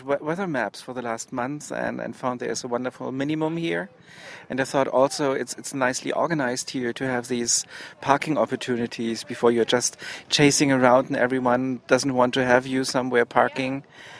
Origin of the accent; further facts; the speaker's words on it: Heidelberg, Baden-Württemberg, Germany; I'm from Heidelberg, Germany.